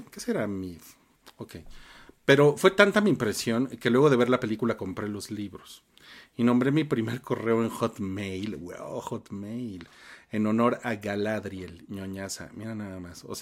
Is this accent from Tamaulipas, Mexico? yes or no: yes; Reynosa, Tamaulipas, Mexico; Fue la primera vez que iba a uno porque de donde soy, Reynosa, Tamaulipas, solo había Cinemark.